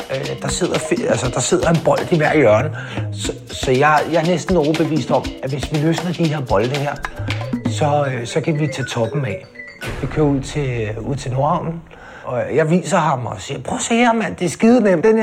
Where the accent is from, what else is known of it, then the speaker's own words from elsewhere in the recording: Amager, Capital Region of Denmark, Denmark; Jeg er øh, født og opvokset på Amager.